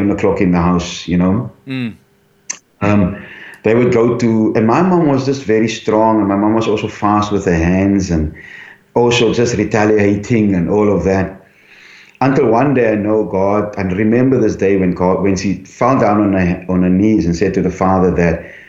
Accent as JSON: {"language": "English", "town": "Cape Town", "region": "Western Cape", "country": "South Africa", "tie": "born or raised there", "also_born_or_lived": "Elsies River", "said": "I was born in St. Monica's home in Cape Town, Scotch Kloof."}